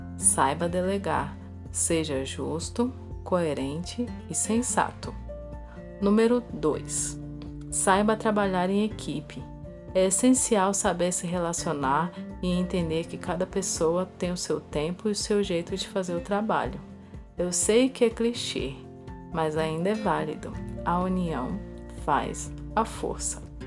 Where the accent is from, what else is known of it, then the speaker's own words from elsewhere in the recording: Brasília, Federal District, Brazil; Sou de Brasília